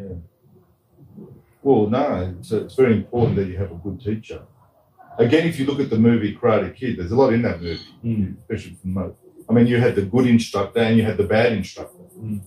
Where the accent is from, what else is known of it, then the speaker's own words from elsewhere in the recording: Sydney, New South Wales, Australia; growing up in Sydney, Australia in the 1970s